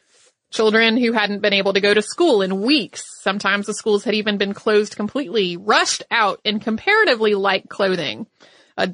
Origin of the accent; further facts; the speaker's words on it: the South, United States; Now, I grew up in the South. I know that to some of you, 40 degrees does not sound like time to party.